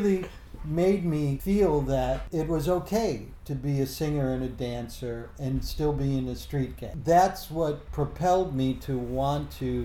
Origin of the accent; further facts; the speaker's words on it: Chicago, Illinois, United States; I was raised on the south side of Chicago and inner city.